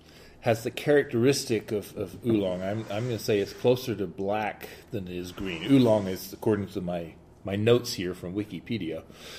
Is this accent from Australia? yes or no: no; United Kingdom; As a British black tea drinker